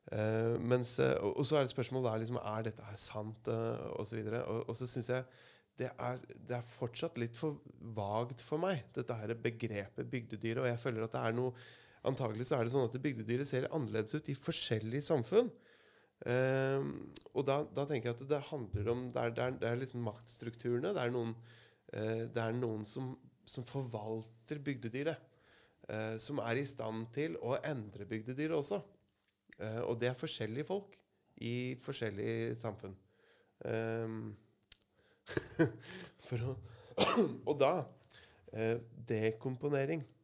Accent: Asker, Akershus, Norway; now in Kragerø, Norway; for jeg er jo innflytter. Jeg kommer fra Asker

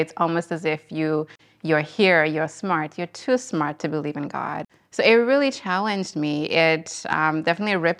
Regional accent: Eswatini; moved away as an adult; also born or lived in Boston, United States; Sort of growing up in Swaziland, where I grew up with my parents, it was, you know, back home in Swaziland

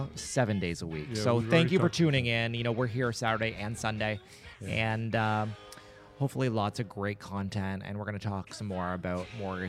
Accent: Nova Scotia, Canada; I grew up in the Annapolis Valley and I was in band.

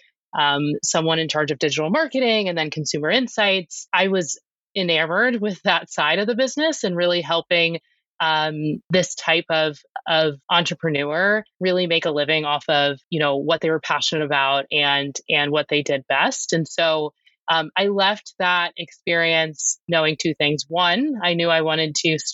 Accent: Annapolis, Maryland, United States; moved away as an adult; also born or lived in Denver, Colorado; I'm an East Coast native. I was born in Annapolis, Maryland, went to undergrad on the East Coast

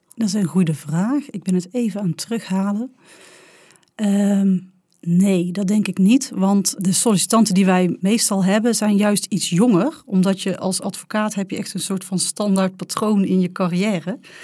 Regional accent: North Brabant, Netherlands; accent: Brabants; mijn prachtige Brabants accent

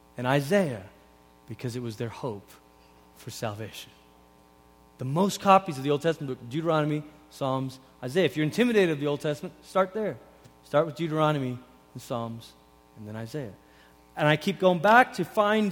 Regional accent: Portland, Oregon, United States; also born or lived in Malaysia; When I was 10, we moved from Malaysia to Portland, Oregon.

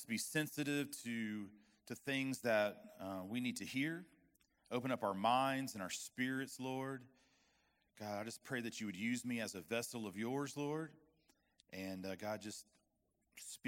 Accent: West Palm Beach, Florida, United States; moved away as an adult; now in Arkansas, United States; that's where I'm from

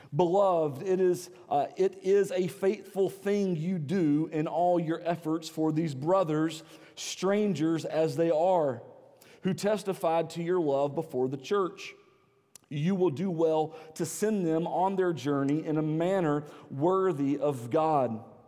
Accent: the South, United States; accent: Southern; I don't think that I have a really strong Southern accent

